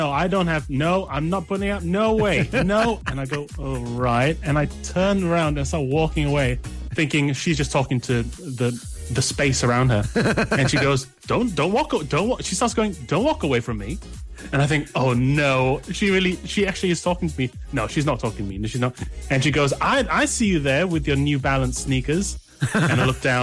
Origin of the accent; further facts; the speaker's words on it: London, United Kingdom; speaking as Londoner